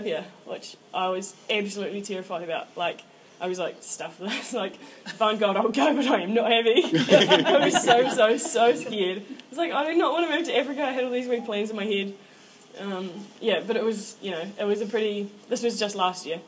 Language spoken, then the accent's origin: English; Invercargill, Southland, New Zealand; I am 21 years old, and I'm from Invercargill